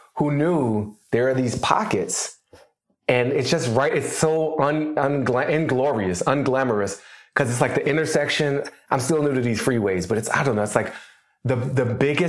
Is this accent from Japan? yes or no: no; Washington, District of Columbia, United States; moved away as an adult; also born or lived in Boston / New York; now in Los Angeles, United States; I did not grow up in LA. I grew up in Washington, right. D.C.